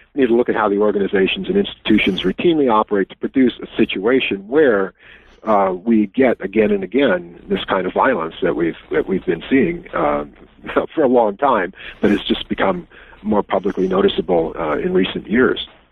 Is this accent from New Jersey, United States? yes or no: no; Wisconsin, United States; my home state